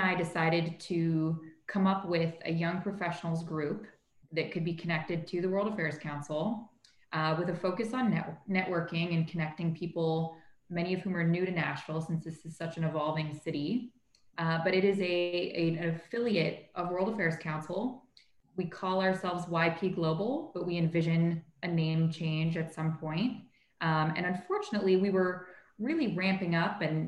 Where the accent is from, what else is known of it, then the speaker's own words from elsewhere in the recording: Toronto, Ontario, Canada; moved away; I grew up in Toronto, which is an incredibly diverse and multicultural city